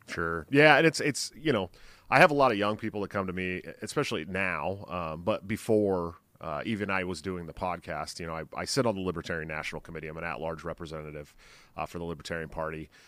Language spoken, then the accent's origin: English; California, United States; I grew up in California